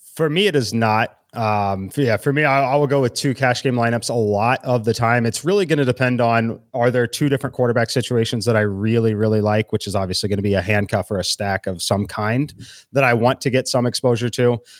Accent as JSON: {"language": "English", "town": "Kansas City", "region": "Missouri", "country": "United States", "moved": "yes", "said": "I'm originally from Kansas City"}